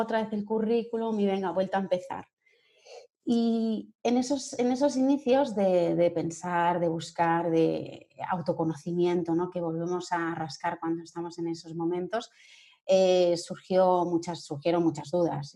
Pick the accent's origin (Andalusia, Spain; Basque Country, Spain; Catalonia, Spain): Catalonia, Spain; Sabadell; moved away as an adult; now in Madrid, Spain; soy de Sabadell, de, Barcelona, y bueno, pues me vine a Madrid por amor